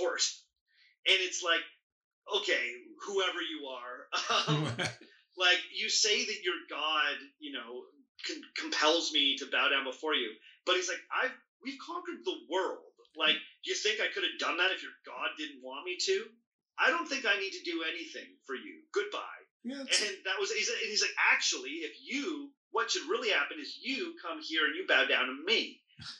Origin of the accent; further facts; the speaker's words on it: Ontario, Canada; Ontario, where I'm from